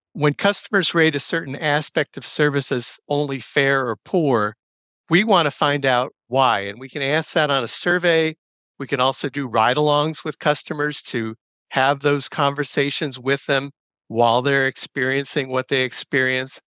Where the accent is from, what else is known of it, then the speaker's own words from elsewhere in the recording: New Jersey, United States; moved away; I'm originally from New Jersey. I grew up riding the, uh, old Conrail system that preceded New Jersey Transit